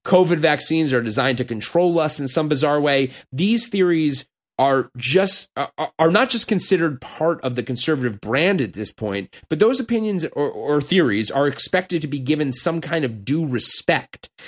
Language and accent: English; Los Angeles, California, United States; moved away as an adult; when people ask me where I'm from now, I'm gonna say L.A.